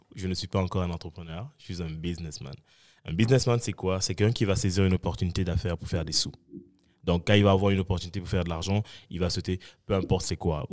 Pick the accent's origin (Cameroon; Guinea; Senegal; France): Cameroon; also born or lived in Saint-Michel, Montreal; now in Montreal, Canada; je suis camerounais, africain et fier